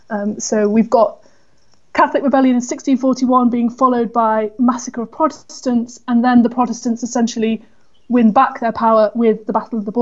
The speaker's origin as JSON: {"language": "English", "town": "Manchester", "region": "North West England", "country": "United Kingdom", "tie": "born or raised there", "moved": "yes", "said": "I grew up in Manchester, so I've always had an awareness of my own Irish heritage"}